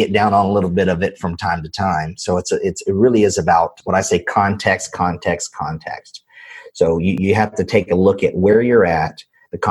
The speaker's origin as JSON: {"language": "English", "region": "North Carolina", "country": "United States", "tie": "born or raised there", "said": "I'm from North Carolina, right? And I grew up in a single wide trailer"}